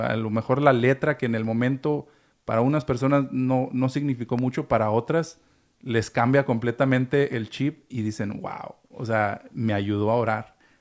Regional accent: Chihuahua, Mexico; Yo soy chihuahuense

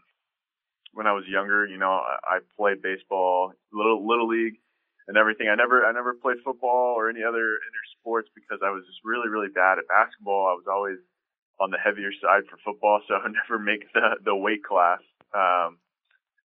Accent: San Diego, California, United States; moved away as an adult; growing up in San Diego, I was a huge Padre fan

